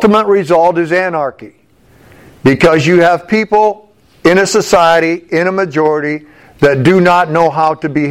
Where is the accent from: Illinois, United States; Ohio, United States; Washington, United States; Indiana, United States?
Ohio, United States; Findlay; I'm from Findlay, Ohio